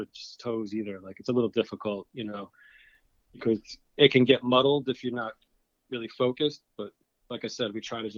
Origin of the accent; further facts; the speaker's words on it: Mastic, New York, United States; I'm from Mastic, New York, which is way out east in Long Island.